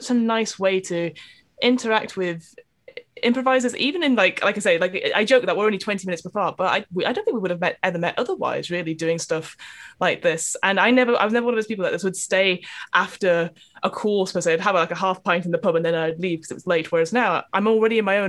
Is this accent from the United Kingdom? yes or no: yes; Manchester, North West England, United Kingdom; also born or lived in East London; now in London, United Kingdom; I am also from East London, originally from Manchester